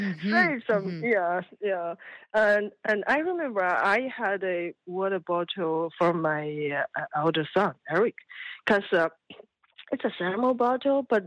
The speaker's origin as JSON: {"language": "English", "country": "China", "tie": "born or raised there", "moved": "yes", "said": "I came from China. When I was a kid, we were poor"}